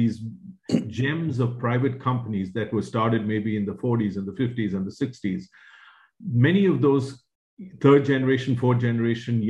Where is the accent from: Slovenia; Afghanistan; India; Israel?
India; moved away; When I was growing up in India